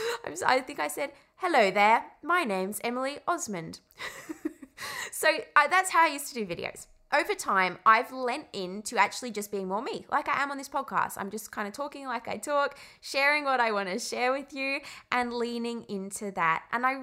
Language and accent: English; England, United Kingdom; And the way I say call is kind of weird. I grew up in England and I can't say it.